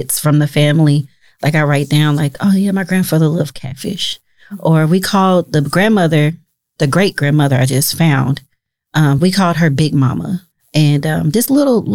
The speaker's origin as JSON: {"language": "English", "town": "Indianapolis", "region": "Indiana", "country": "United States", "moved": "as an adult", "lives_now": "Omaha, United States", "said": "I am from Indianapolis, Indiana. My people are from Mississippi and Kentucky"}